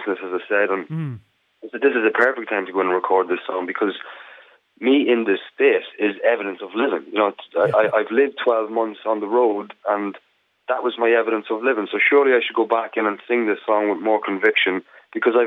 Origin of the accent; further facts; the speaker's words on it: Ireland; as an Irishman